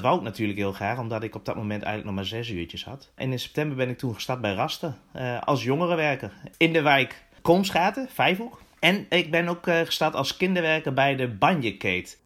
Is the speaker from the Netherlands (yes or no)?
yes; Winterswijk, Gelderland, Netherlands; Ik kom zelf dan uit Winterswijk